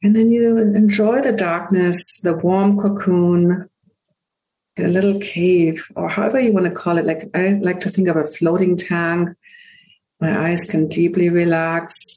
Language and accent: English; Hamburg, Germany; English is a second language; now in United States; I am from Hamburg, Germany, and I got my first pair of glasses at age three.